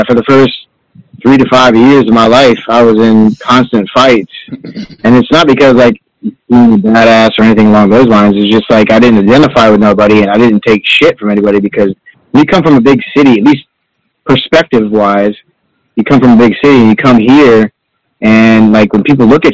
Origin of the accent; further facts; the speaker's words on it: Orlando, Florida, United States; moved away; also born or lived in Tallahassee; I was born and raised in Orlando, but I lived in Tallahassee